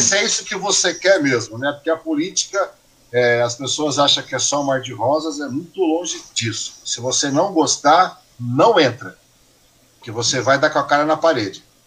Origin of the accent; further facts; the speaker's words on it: São Sebastião, São Paulo, Brazil; sou nascido e criado em São Sebastião